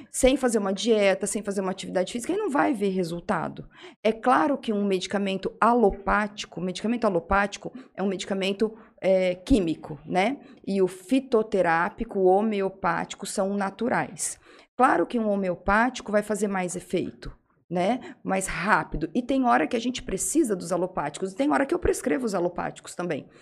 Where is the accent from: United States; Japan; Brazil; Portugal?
Brazil; Jales, São Paulo; also born or lived in Mogi das Cruzes; Eu sou de Jales. Eu nasci aqui, minha família toda é daqui